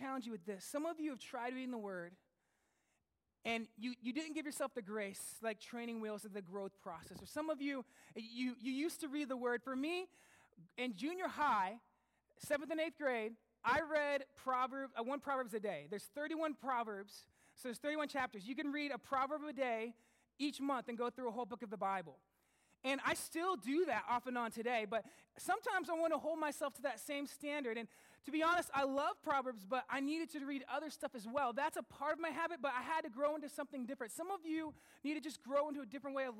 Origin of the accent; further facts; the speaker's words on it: United States; now in Sussex, Canada; I'm American